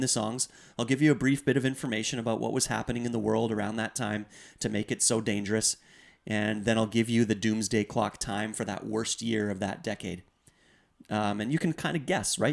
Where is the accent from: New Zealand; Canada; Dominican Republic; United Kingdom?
Canada; as Canadian citizens